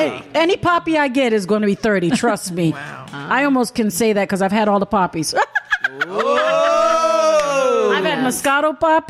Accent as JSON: {"language": "English", "country": "Jamaica", "said": "I'm from Jamaica."}